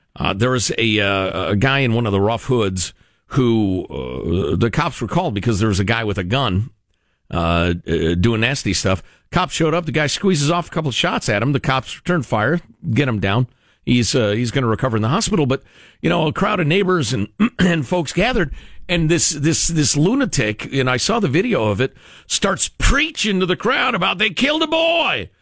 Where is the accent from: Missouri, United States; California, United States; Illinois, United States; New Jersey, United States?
Illinois, United States; Chicago; moved away; my hometown